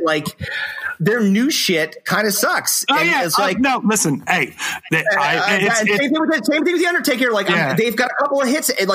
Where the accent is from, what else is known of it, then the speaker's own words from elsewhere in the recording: New Jersey, United States; our hometown